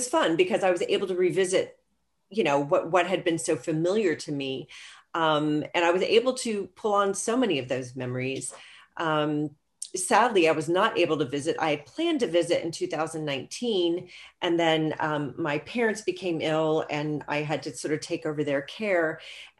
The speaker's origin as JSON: {"language": "English", "region": "London", "country": "United Kingdom", "tie": "born or raised there", "lives_now": "Atlanta, United States", "said": "because London was my home, I mean, it really is my hometown, but until I moved to Atlanta, Georgia, where I've now been for 28 years, you know, London was, I mean, we were there for 7 years."}